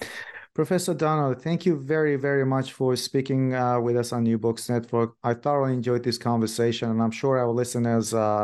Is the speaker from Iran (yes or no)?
yes; Iran; moved away; I'm originally from Iran, so I did my high school in Iran.